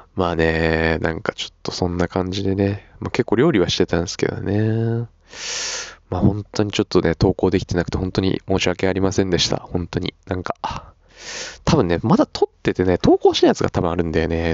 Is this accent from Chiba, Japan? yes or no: yes; Chiba, Japan; now in Suita, Japan; 俺の地元は時計だ。よ、わかるかこの名前。よ。千葉、千葉だぜ。ああ外房線。